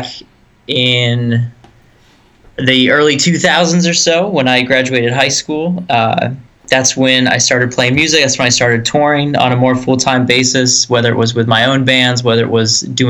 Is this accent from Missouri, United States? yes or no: no; Erie, Pennsylvania, United States; also born or lived in Greensboro; Back in Erie, PA, my hometown, born and raised.